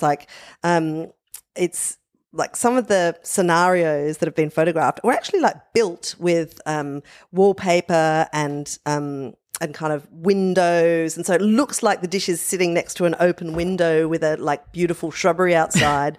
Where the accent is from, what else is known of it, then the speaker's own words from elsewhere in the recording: Adelaide Plains, South Australia, Australia; growing up on the Adelaide Plains